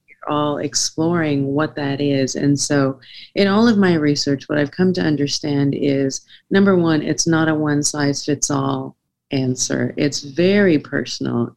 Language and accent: English; South Africa; I was born in South Africa during a, a, very turbulent time during apartheid.